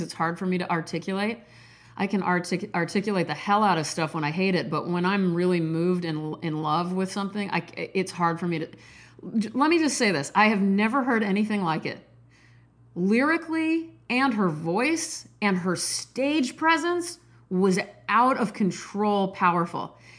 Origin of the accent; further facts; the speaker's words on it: Nebraska, United States; I'm from Nebraska.